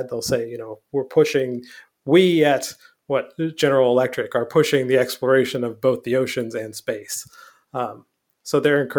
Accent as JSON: {"language": "English", "region": "Newfoundland and Labrador", "country": "Canada", "tie": "born or raised there", "moved": "yes", "said": "I'm from Newfoundland, so I'm from a very maritime oh. place. I grew up on an island"}